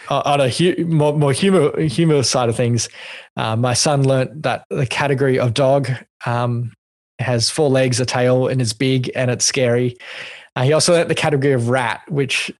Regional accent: Australia; I'm not an American because I'm an Australian

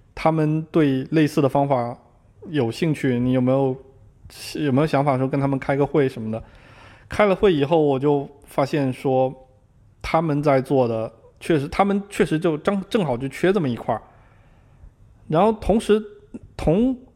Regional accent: Zhangzhou, Fujian, China; moved away as an adult; also born or lived in Beijing; now in Seattle, United States; 我是福建人，我在福建漳州是属于福建最南端的那个地方

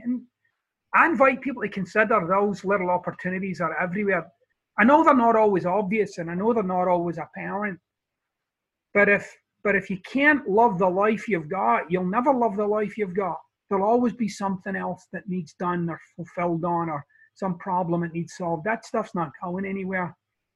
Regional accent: Scotland, United Kingdom; now in Florida, United States; I'm Scottish

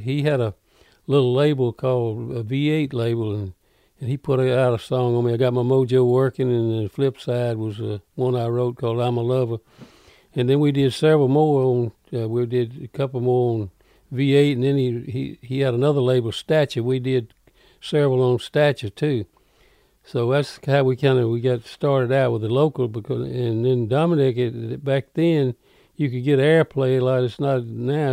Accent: Carrollton, Mississippi, United States; now in Greenwood, United States; Born and raised in Carroll County

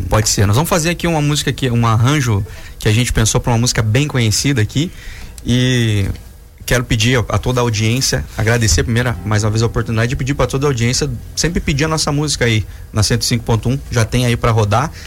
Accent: Laranjeiras do Sul, Paraná, Brazil; moved away; Eu sou do, do interior do Paraná, sou de Laranjeiras do Sul

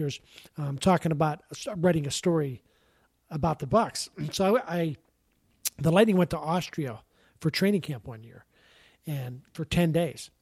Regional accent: Pittsburgh, Pennsylvania, United States; moved away; growing up, Pittsburgh was great. I loved living in Pittsburgh

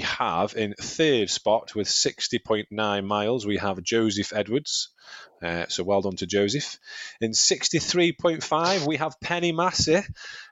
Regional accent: Staffordshire, West Midlands, United Kingdom; I'm from Staffordshire

